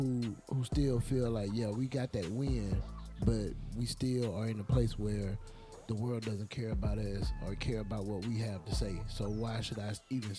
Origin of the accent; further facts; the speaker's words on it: Orange Grove, United States; now in Seals, United States; Well, I was born and raised in Orange Grove, but I live in Seals now.